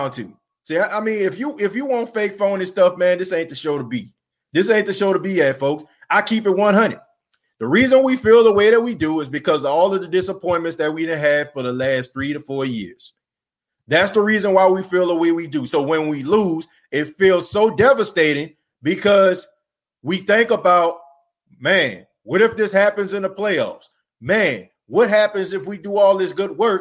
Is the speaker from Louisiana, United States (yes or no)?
yes; New Orleans, Louisiana, United States; my hometown